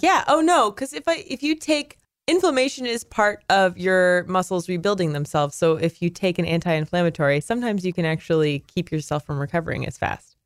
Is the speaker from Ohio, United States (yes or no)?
no; California, United States; now in Chicago, United States; I grew up in California, so I experienced earthquakes all the time